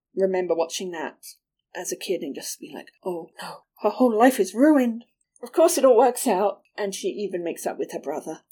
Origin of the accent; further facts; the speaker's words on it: England, United Kingdom; moved away; These were shows that I watched when I was growing up in England